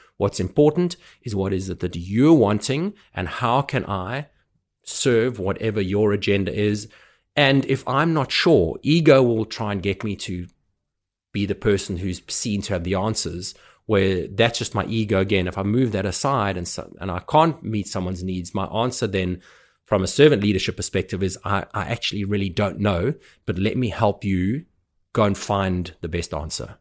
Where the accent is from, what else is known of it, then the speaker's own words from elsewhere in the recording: South Africa; having been brought up as a South African